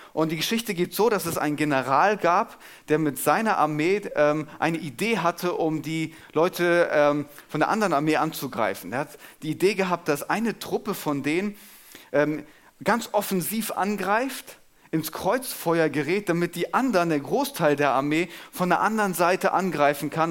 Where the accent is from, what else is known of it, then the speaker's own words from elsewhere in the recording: Germany; als Deutscher